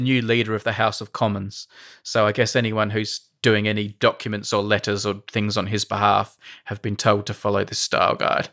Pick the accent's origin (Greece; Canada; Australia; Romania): Australia; moved away; As an Australian, like, when I was growing up